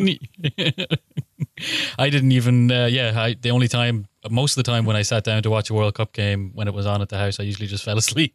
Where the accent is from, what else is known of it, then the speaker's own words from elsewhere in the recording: Killybegs, Ulster, Ireland; my hometown, Killybegs